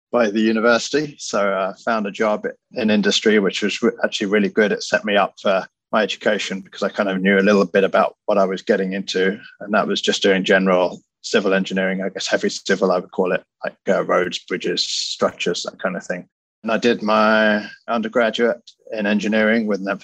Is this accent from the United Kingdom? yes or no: yes; United Kingdom; moved away as an adult; now in New York, United States; As you can probably tell by my accent, I grew up in the UK, but I've been working in the US over 20 years now.